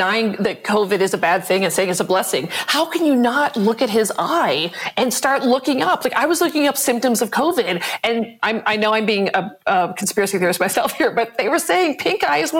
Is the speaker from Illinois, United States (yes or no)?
yes; Chicago, Illinois, United States; now in California, United States; I'm a Chicagoan, but lives in California